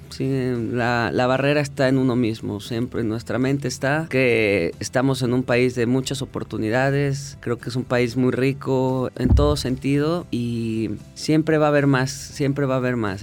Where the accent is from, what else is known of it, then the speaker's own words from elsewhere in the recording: Mexico; moved away as an adult; yo cuando regresé a México